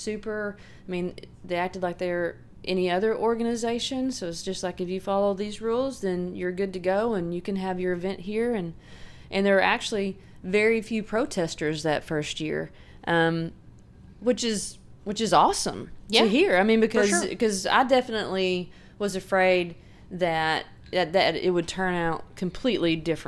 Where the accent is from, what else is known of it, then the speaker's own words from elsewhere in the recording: Sheridan, Arkansas, United States; I'm from Arkansas. I grew up in Sheridan. That's where I went to school.